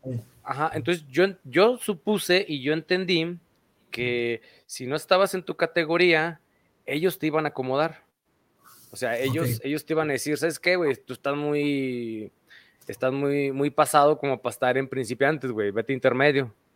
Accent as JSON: {"language": "Spanish", "region": "Aguascalientes", "country": "Mexico", "said": "somos de aquí de Aguascalientes"}